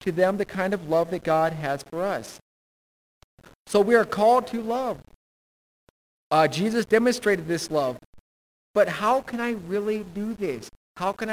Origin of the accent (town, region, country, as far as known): United States